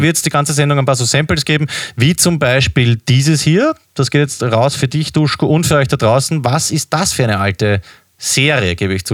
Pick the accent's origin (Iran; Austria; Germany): Austria; als Österreicher